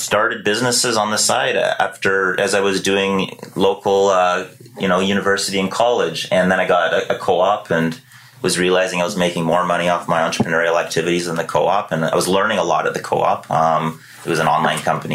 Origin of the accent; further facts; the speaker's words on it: Victoria, British Columbia, Canada; also born or lived in Surrey, British Columbia; I was born in Surrey, BC. Grew up there until, you know, I can't even remember exactly, but give or take 10 years old. And then we moved here to beautiful Victoria, British Columbia